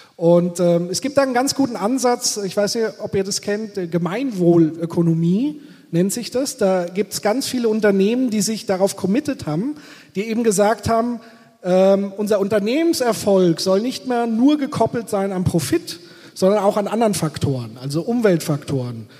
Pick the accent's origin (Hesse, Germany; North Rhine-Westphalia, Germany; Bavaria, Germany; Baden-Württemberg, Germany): Bavaria, Germany; ich komme aus Bayern